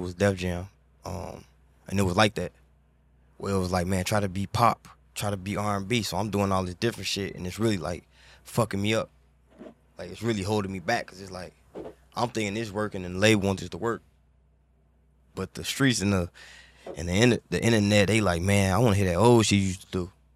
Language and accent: English; Chicago, Illinois, United States; growing up in Chicago